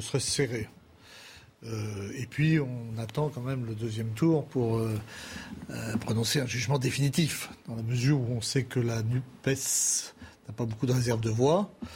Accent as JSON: {"language": "French", "region": "Brittany", "country": "France", "said": "chez moi, en Bretagne"}